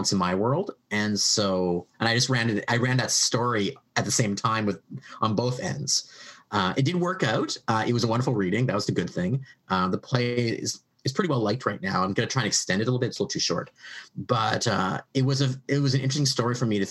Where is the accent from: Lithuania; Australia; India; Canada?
Canada; I'm a Canadian writing American history